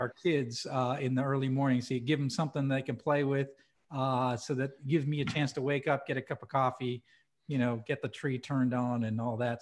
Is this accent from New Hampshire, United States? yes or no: yes; New Hampshire, United States; moved away; I grew up in New Hampshire.